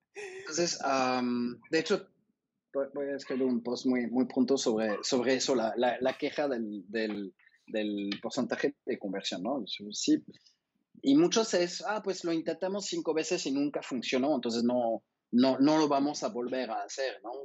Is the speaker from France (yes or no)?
yes; France; now in Mexico; siendo francés